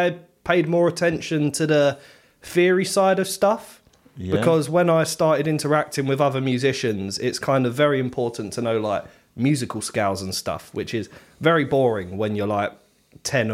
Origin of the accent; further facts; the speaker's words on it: Canvey Island, East of England, United Kingdom; I'm from Canvey Island, born and raised.